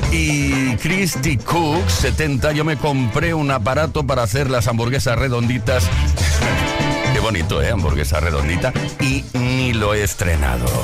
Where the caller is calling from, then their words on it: Lleida, Catalonia, Spain; Hola, Quise … de Lleida.